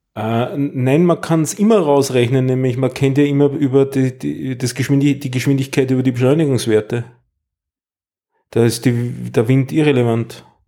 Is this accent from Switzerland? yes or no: no; Austria; bei uns in Österreich